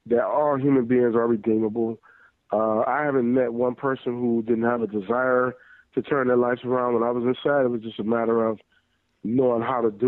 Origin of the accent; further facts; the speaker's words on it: Detroit, Michigan, United States; I grew up in Detroit